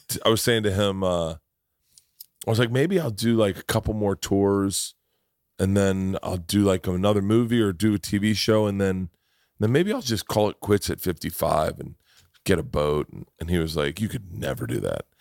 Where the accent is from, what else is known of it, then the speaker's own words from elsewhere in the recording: Tampa, Florida, United States; moved away; also born or lived in New York; I grew up in Tampa